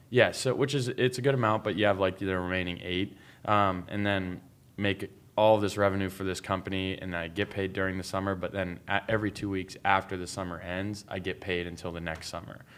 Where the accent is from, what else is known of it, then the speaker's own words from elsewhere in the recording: Pittsburgh, Pennsylvania, United States; moved away as an adult; also born or lived in Las Vegas, Nevada; I'm originally from Pittsburgh, Pennsylvania